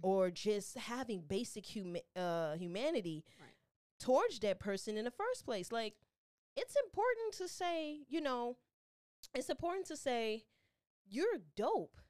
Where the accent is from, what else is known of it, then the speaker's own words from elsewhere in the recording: Chicago, Illinois, United States; As a Chicago native